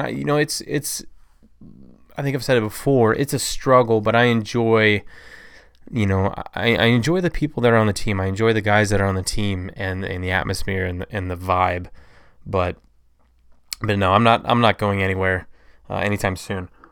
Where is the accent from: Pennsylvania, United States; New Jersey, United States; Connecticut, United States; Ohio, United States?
Ohio, United States; Toledo; I am from Toledo, Ohio, which is about four hours east of Chicago.